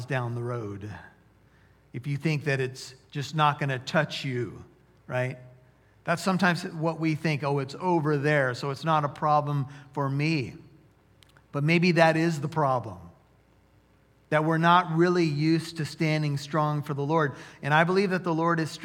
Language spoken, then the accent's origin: English; United States; as American Christians